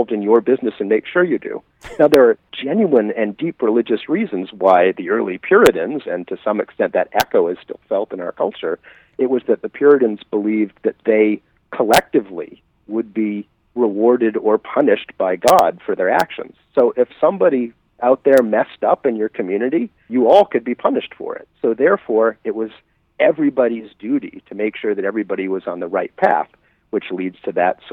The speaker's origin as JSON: {"language": "English", "region": "Maine", "country": "United States", "said": "I'm from Maine and speaking to you from Portland, so I'm embedded in Yankeedom as well."}